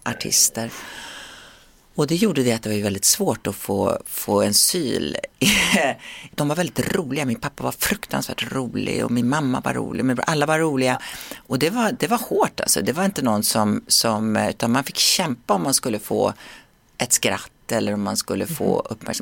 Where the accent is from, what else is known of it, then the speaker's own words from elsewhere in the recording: Sweden; moved away; svensken i mig frodas när jag är hemma i Sverige